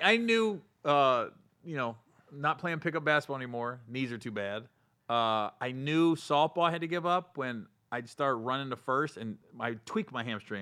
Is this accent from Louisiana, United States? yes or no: no; Cincinnati, Ohio, United States; Cincinnati. I'm from Cin-, I'm not from Cleveland.